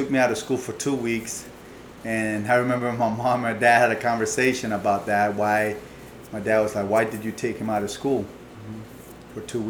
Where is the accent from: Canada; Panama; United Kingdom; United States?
Panama; moved away; I was born in Panama